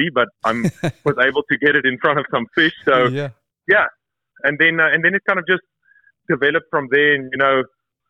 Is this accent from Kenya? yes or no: no; Johannesburg, Gauteng, South Africa; moved away as an adult; also born or lived in Seychelles; born and raised in South Africa. I was born in Johannesburg